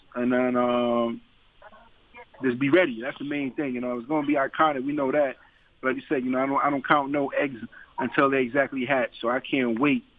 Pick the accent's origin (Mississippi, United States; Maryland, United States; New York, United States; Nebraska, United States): New York, United States; New York City; being from Brooklyn and knowing I'm fighting in my hometown